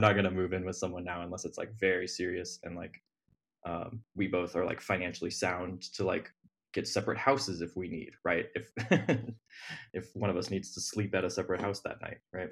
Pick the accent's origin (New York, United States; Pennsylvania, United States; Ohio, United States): Ohio, United States; moved away as an adult; now in Brooklyn, United States; I'm from Ohio. uh, grew up in, like, a little tiny town in the middle of nowhere, Ohio